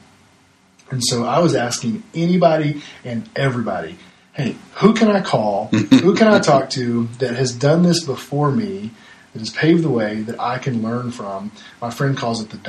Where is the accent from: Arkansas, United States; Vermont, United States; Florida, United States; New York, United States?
Arkansas, United States; moved away; born and raised in Arkansas my whole life